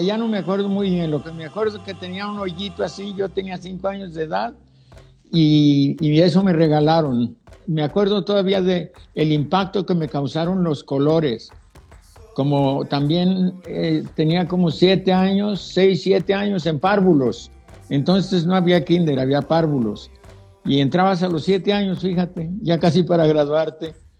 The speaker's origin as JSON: {"language": "Spanish", "town": "Tenamaxtlán", "region": "Jalisco", "country": "Mexico", "tie": "born or raised there", "moved": "yes", "said": "yo nací en Tenemaxtlán, un pueblo que es San, Santo Santiago de Tenamaxtlán se llama"}